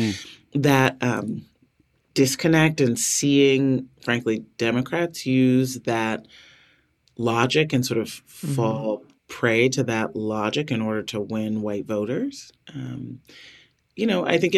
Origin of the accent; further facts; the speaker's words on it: Chicago, Illinois, United States; I was born on the South Side of Chicago.